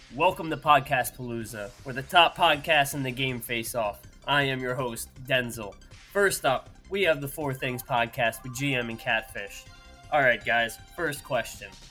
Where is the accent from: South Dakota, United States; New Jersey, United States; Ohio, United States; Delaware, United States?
New Jersey, United States; born and raised in New Jersey